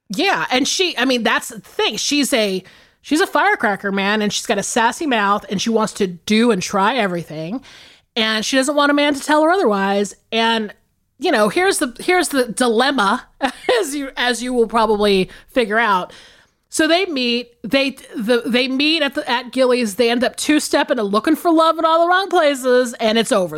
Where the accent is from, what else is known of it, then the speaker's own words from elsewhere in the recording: the South, United States; I grew up in the South